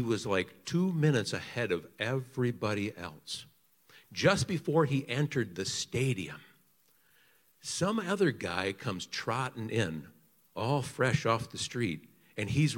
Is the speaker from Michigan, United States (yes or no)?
yes; Grand Haven, Michigan, United States; I'm from Grand Haven